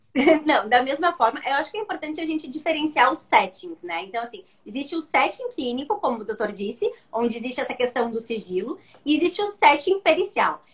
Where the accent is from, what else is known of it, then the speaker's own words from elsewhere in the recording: Rio Grande do Sul, Brazil; Eu sou gaúcha, então eu falo que do Rio Grande do Sul